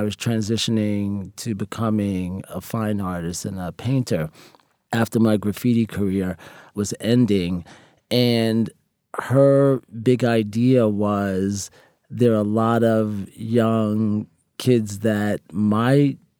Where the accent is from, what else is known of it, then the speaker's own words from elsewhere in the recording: Queens, New York, United States; also born or lived in Harlem; Well, actually, I was born in Harlem, and then we moved to Queens.